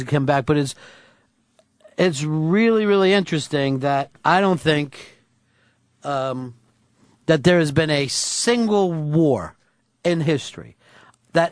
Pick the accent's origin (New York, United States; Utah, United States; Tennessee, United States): New York, United States; I'm from New York